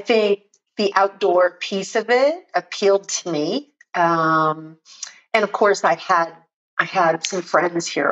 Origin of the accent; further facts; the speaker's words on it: South Florida, United States; moved away as an adult; also born or lived in North Miami, Florida / Hollywood, Florida / Fort Lauderdale, Florida / Coconut Grove, Florida; now in Colorado, United States; I'm a native Floridian, transplanted to Colorado back in 99. So, I was raised in Hollywood, Fort Lauderdale, Coconut Grove, Miami, you know, that whole South Florida